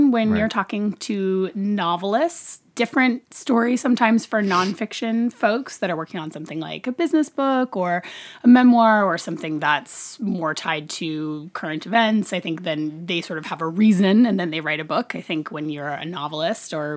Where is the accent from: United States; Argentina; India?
United States; Woodinville, Washington; also born or lived in Redlands, California / New York City; I grew up in Woodinville, and then I went to school in Southern California.